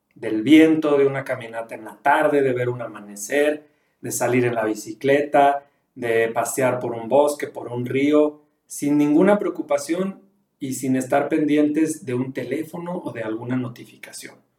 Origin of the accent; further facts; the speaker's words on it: León, Guanajuato, Mexico; now in Durango, Mexico; yo vivo en Durango, soy originario de León, Guanajuato